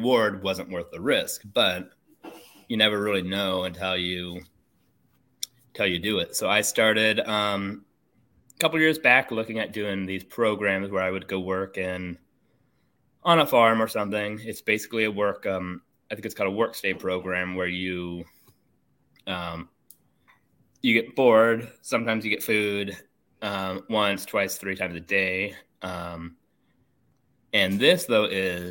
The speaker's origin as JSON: {"language": "English", "town": "Yachats", "region": "Oregon", "country": "United States", "tie": "born or raised there", "lives_now": "Eugene, United States", "said": "Grew up on the coast of Oregon in Yahats"}